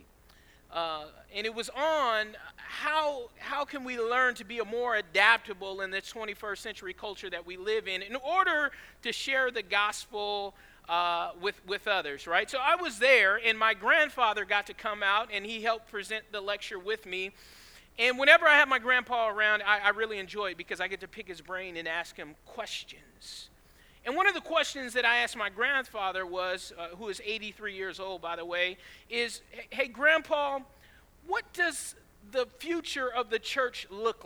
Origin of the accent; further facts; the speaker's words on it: Georgia, United States; also born or lived in California; I was born in California, but raised in Georgia